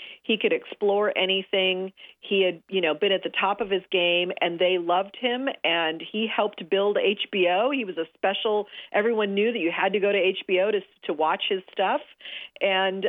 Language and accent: English; Los Angeles, California, United States; I grew up here in Los Angeles